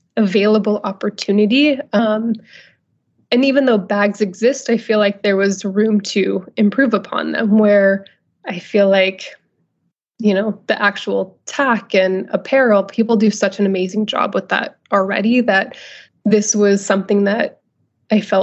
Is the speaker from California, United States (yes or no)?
yes; Northern California, United States; moved away as an adult; also born or lived in Los Angeles; I'm originally from Northern California, where I'm living now again.